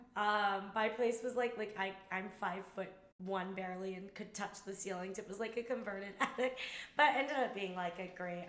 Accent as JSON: {"language": "English", "region": "California", "country": "United States", "also_born_or_lived": "New York", "moved": "as an adult", "said": "I was like from California"}